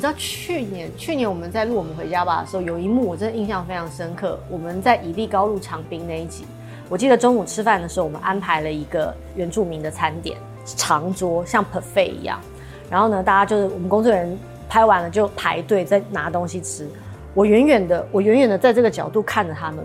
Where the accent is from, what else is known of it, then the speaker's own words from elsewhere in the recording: Taiwan; 我们台湾人很喜欢去台南玩